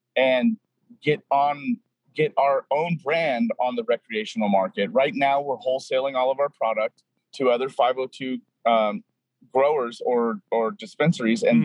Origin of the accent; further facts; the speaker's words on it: Apple Valley, California, United States; moved away as an adult; also born or lived in Los Angeles, California; now in Seattle, United States; I was born and raised in Apple Valley, California, uh, about an hour and a half northeast